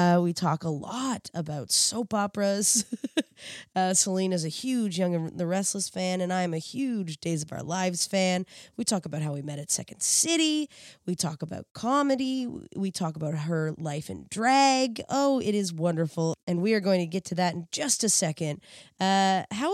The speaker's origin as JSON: {"language": "English", "region": "New Brunswick", "country": "Canada", "moved": "yes", "lives_now": "Toronto, Canada", "said": "I'm from the East Coast, so when we look out, we see the ocean"}